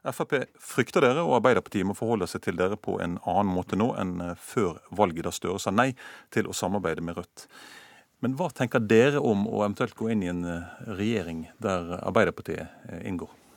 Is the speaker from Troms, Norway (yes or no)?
no; Bergen, Vestland, Norway; min hjemby Bergen